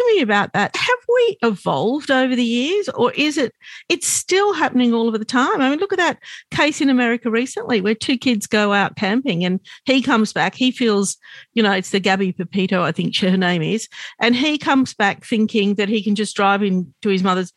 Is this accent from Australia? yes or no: yes; Sydney, New South Wales, Australia; we're both from Sydney